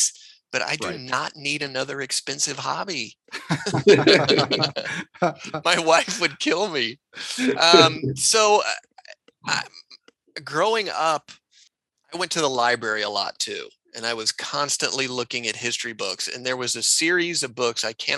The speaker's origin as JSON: {"language": "English", "town": "Austin", "region": "Texas", "country": "United States", "tie": "born or raised there", "said": "I grew up in Austin, Texas"}